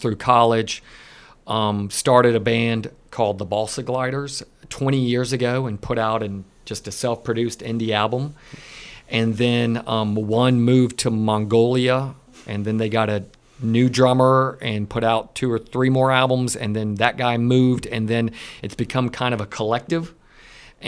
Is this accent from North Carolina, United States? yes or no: yes; Asheville, North Carolina, United States; we grew up together in Asheville